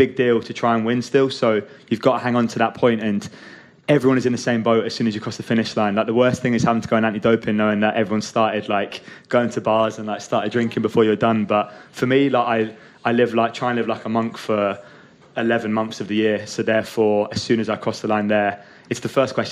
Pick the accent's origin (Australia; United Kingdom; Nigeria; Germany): United Kingdom; Scotland; growing up in Scotland